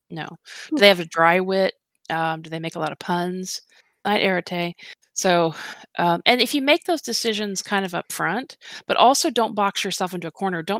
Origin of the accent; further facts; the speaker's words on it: the South, United States; I was raised in the South and it is so easy to pick the accent up again.